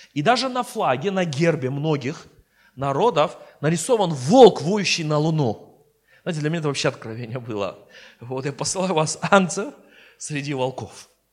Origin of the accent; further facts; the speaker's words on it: Armenia; я сперва христианин, потом я армянин